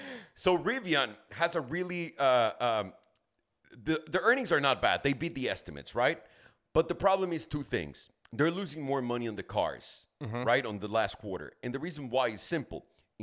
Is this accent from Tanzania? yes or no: no; Mexico; I grew up in Mexico, sure.